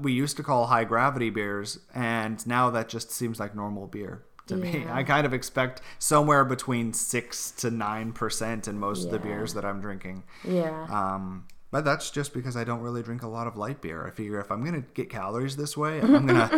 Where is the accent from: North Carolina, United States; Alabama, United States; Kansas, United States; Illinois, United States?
Alabama, United States; Opelika; now in Woodstock, United States; Opelika, where I grew up, where I have many friends and my family is still there